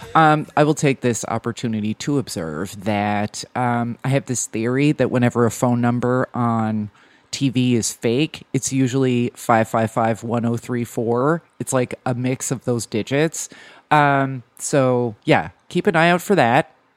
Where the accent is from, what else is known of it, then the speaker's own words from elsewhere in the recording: New Jersey, United States; I'm from New Jersey